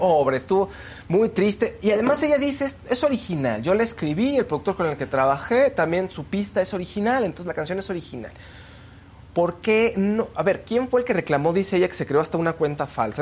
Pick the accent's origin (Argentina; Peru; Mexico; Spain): Mexico; nosotros como mexicanos